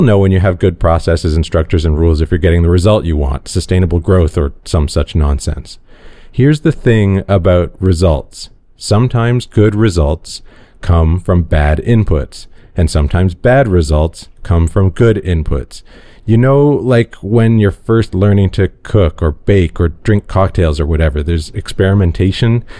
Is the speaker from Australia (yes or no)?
no; Toronto, Ontario, Canada; growing up white and male in Toronto